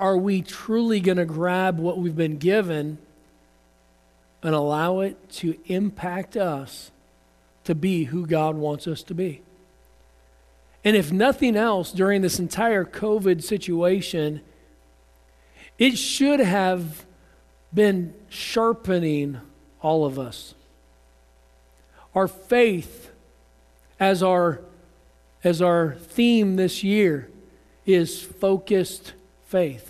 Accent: United States; I'm an American

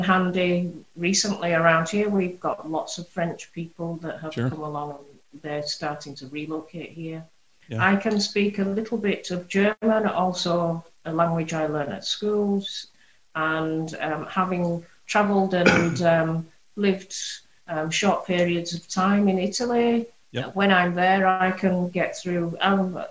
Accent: Bradford, Yorkshire and the Humber, United Kingdom; accent: Yorkshire; also born or lived in Hong Kong; I was actually first generation born in Bradford

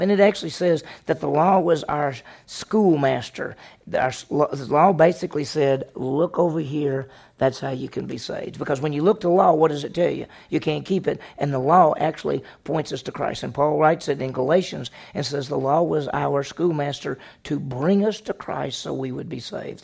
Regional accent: the South, United States; I grew up in the South.

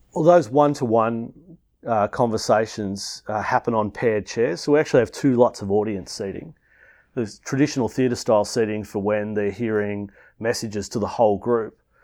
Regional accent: Melbourne, Victoria, Australia; I grew up in Melbourne

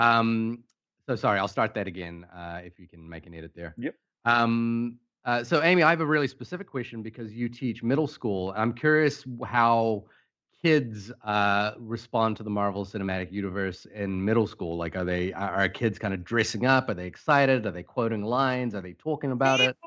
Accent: Fiji; moved away; I came from uh, a small Pacific island. I was born in Fiji, and movies for us was a really big part of everything we did.

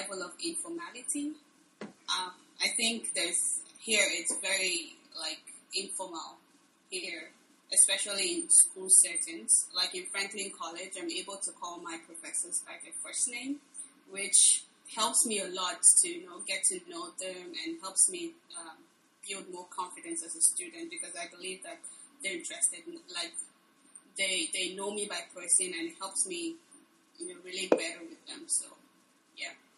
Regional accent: Anambra, Nigeria; now in United States; I'm from the southeastern part of Nigeria, from a state called Anambra State.

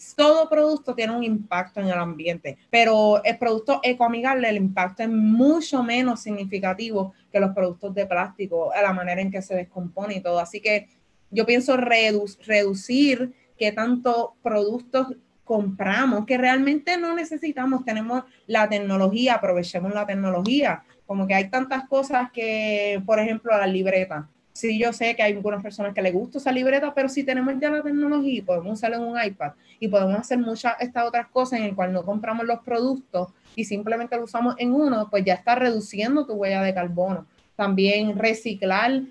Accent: Loíza, Puerto Rico; vengo desde Loíza, un municipio que está súper segregado

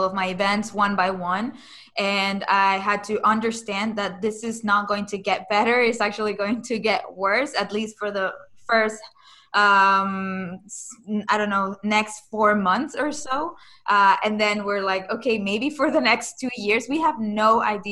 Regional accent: Caracas, Capital District, Venezuela; moved away; I'm originally from Venezuela.

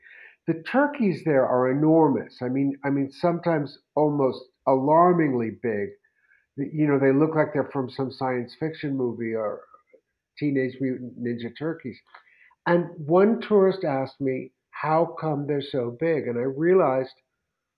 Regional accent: New York City, New York, United States; now in Mexico City, Mexico; I'm born and raised in New York City

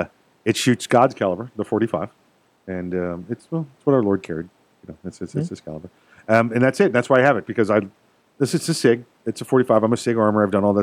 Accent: New York, United States; Well, I guess I'm from New York originally

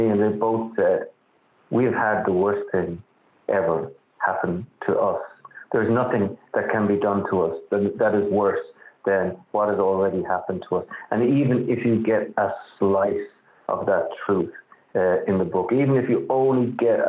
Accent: Dublin, Leinster, Ireland; now in New York, United States; I grew up in Dublin. I grew up in suburban Dublin

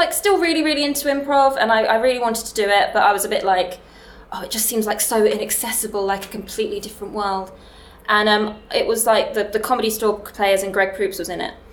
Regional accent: London, United Kingdom; now in Nottingham, United Kingdom; I am from Nottingham, but I am from London originally

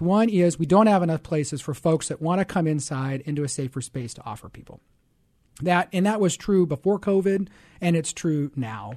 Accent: Seattle, Washington, United States; moved away as an adult; I grew up in Seattle

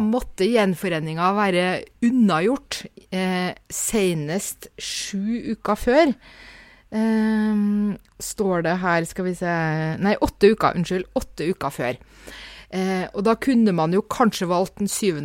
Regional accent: Norway; som nordmann

